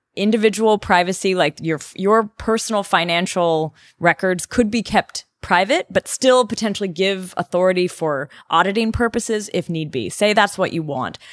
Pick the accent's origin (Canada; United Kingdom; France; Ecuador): Canada; now in Germany; I'm Canadian living in Germany